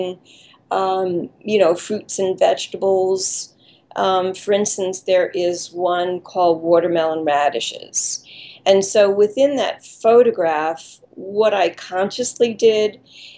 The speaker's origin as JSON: {"language": "English", "area": "Long Island", "region": "New York", "country": "United States", "tie": "born or raised there", "lives_now": "New York City, United States", "said": "I grew up in Long Island"}